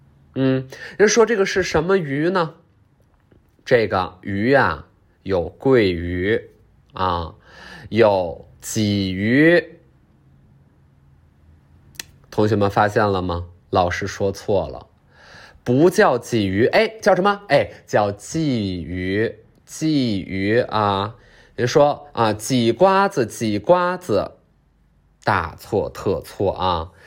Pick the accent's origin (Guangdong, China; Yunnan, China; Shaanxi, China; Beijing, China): Yunnan, China; Liuku; 我是云南的，云南怒江的，怒江卤水市，卤水市六库，六库傈僳族，